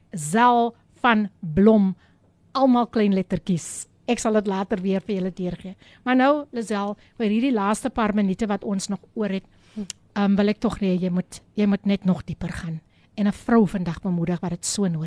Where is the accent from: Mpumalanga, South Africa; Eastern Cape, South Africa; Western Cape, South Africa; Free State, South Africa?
Western Cape, South Africa; Kalbaskraal; Goeiemôre … van Kalbaskraal.